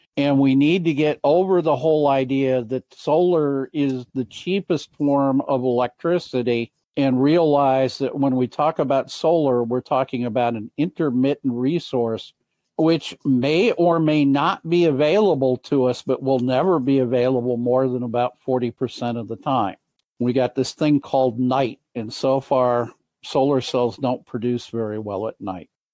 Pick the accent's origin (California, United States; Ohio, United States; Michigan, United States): Michigan, United States; in Michigan, my home state